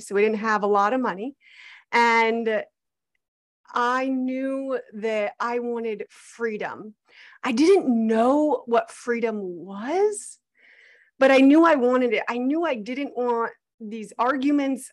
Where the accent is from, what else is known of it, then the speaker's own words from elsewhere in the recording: Arizona, United States; I was born and raised in Arizona, actually fourth generation on my dad's side